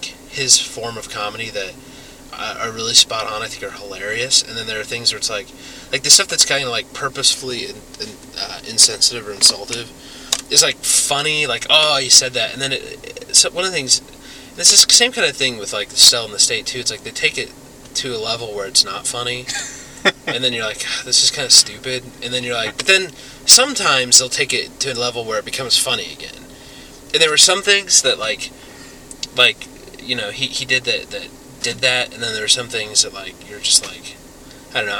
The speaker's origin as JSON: {"language": "English", "region": "Indiana", "country": "United States", "tie": "born or raised there", "said": "we're from Indiana, so, you know, you grow up, like, being a good church-going kid"}